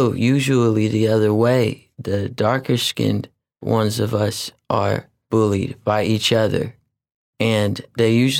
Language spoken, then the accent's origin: English; Oakland, California, United States; being from West Oakland and being Filipino and Black